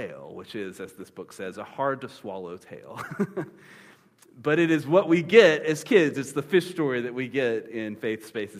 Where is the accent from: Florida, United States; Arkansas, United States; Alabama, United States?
Florida, United States; Panama City; I grew up in Panama City, Florida